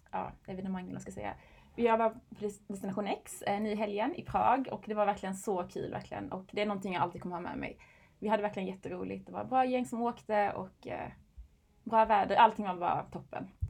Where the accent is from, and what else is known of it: Kristianstad, Skåne, Sweden